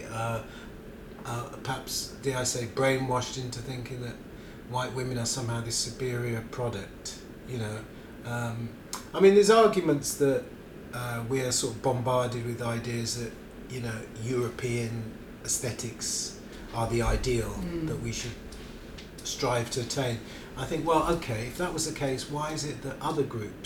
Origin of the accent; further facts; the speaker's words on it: Barbados; also born or lived in Britain; now in United Kingdom; we grew up in Barbados